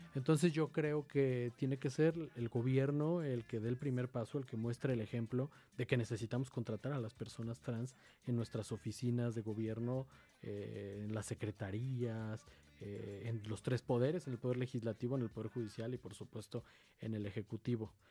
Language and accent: Spanish; Mexico City, Mexico; soy de aquí, de la Ciudad de México, soy originario de la alcaldía Gustavo Amadero